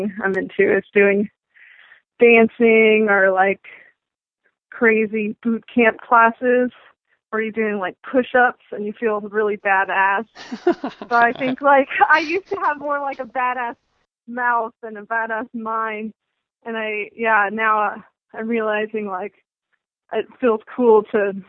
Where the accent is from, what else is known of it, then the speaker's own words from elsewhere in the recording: Asheville, North Carolina, United States; I'm from Asheville, North Carolina, and we have plenty